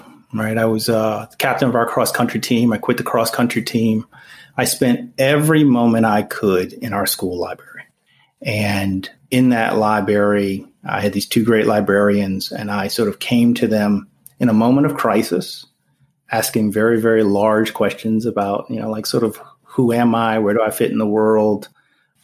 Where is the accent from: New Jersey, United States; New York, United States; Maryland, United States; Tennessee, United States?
New Jersey, United States; I'm from New Jersey, so my school district, when I was nine, recommended me being placed in a special education classroom